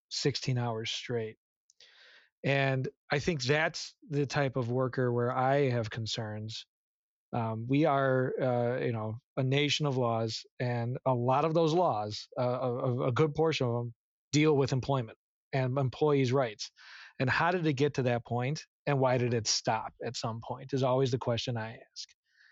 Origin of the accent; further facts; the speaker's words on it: United States; as an American